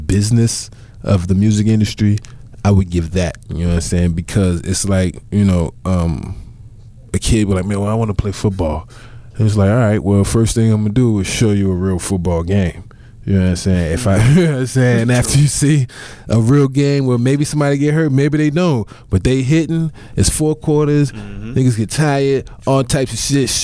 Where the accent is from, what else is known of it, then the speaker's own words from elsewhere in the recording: Chicago, Illinois, United States; I'm a Midwest nigga all day